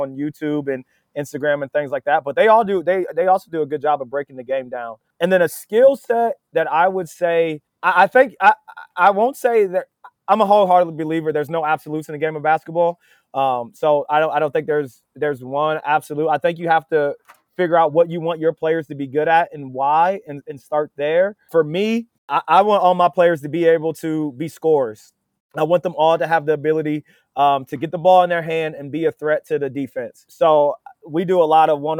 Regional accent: Dover, Ohio, United States; moved away as an adult; now in Wilmington, United States; my hometown, man, it's Dover. Dover is maybe not perfect, but man, it's a great place to grow up

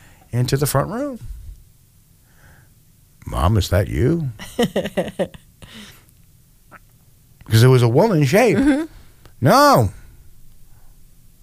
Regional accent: Troy, New York, United States; also born or lived in New Jersey; we moved from New Jersey in 1972 up to Troy. And the house that I moved into was built in the 1860s

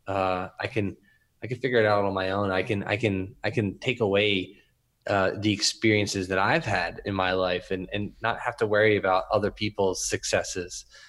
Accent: Philadelphia, Pennsylvania, United States; also born or lived in Camden; I grew up in Northeast Philly

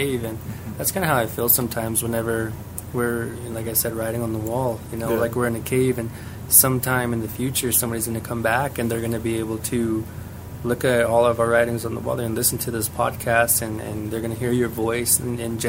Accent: New Mexico, United States; we're Apache

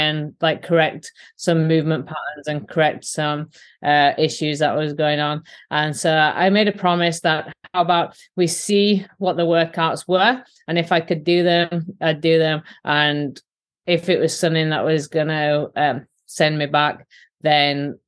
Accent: Yorkshire and the Humber, United Kingdom; accent: Yorkshire; moved away as an adult; now in United States; my Yorkshire accent

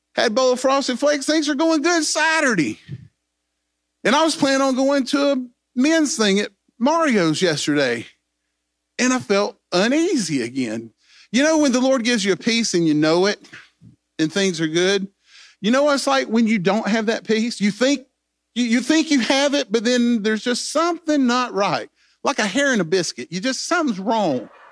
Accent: Greenville, South Carolina, United States; I was born in Greenville, South Carolina

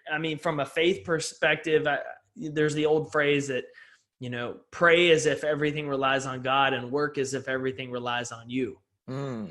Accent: East Texas, United States; I grew up in East Texas

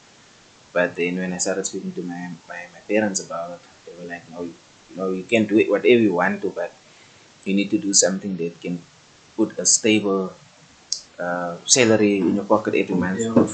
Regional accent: Kimberley, Northern Cape, South Africa; also born or lived in Johannesburg / Bloemfontein; I was born in Kimberley, but I grew up in Johannesburg in grade 9. That was about 2011, 2012, I'm not sure. Then we relocated back to Kimberley.

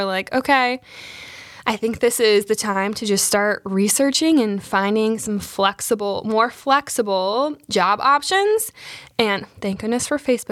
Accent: Wisconsin, United States; moved away as an adult; now in South Carolina, United States; I am from Wisconsin originally, like you said, Anita. So I am going to always be a cheesehead at heart.

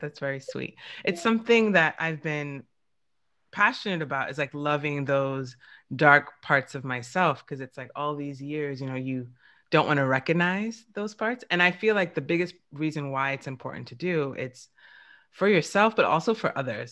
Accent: New York, United States; I'm from New York, and New Yorkers we just curse

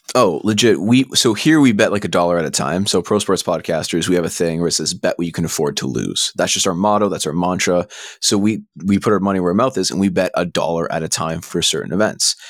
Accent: Canada; being Canadian

